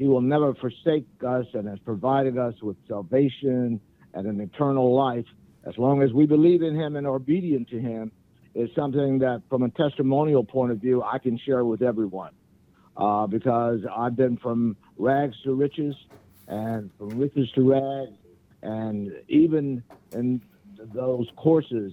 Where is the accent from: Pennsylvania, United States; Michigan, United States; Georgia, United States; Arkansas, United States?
Arkansas, United States; Little Rock; now in Hilton Head Island, United States; I am from Little Rock, Arkansas